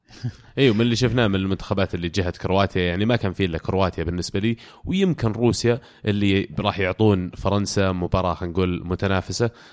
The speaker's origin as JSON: {"language": "Arabic", "country": "Saudi Arabia", "said": "انا كسعودي"}